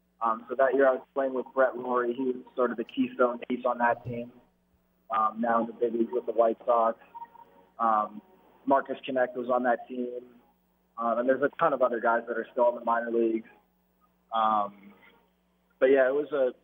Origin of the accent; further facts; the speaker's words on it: Canada; being Canadian, I had to learn it in school.